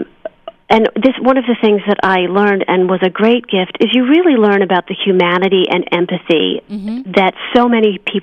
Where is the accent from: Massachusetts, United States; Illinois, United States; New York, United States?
Massachusetts, United States; Milton; moved away as an adult; now in California, United States; I grew up in Milton, just south of Boston